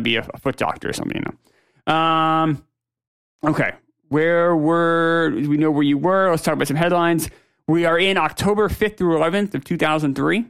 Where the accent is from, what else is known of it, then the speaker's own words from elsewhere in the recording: New Hampshire, United States; I'm from New Hampshire